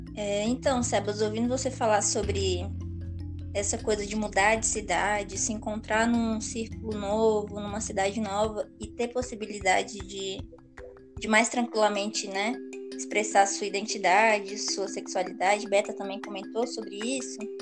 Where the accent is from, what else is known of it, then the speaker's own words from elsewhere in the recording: Gama, Federal District, Brazil; eu não me considero brasiliense, de fato, assim. Para mim, eu sou candanga e gamense